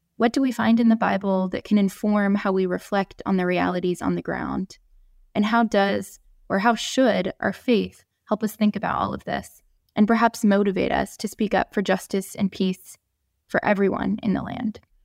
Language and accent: English; United States; I'm an American Christian